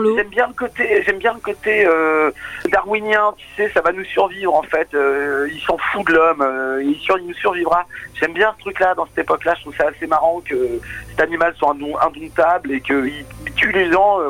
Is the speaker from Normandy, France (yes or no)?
yes; Normandy, France; now in Rouen, France; on est Normand